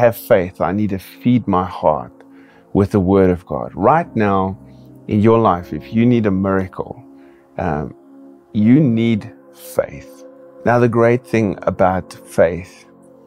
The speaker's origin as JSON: {"language": "English", "town": "Kimberley", "region": "Northern Cape", "country": "South Africa", "tie": "born or raised there", "said": "I also pastor a church here in my hometown, Kimberley"}